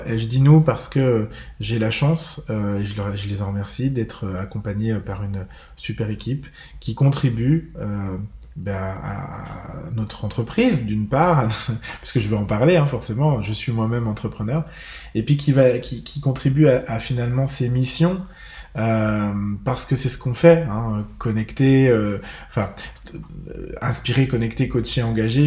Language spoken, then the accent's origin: French; Bourgogne-Franche-Comté, France; chez moi en Franche-Comté